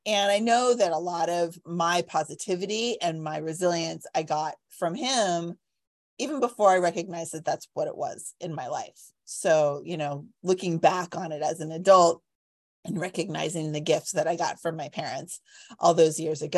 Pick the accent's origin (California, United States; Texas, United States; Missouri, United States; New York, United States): California, United States; Cupertino; Growing up in Cupertino, it's very funny.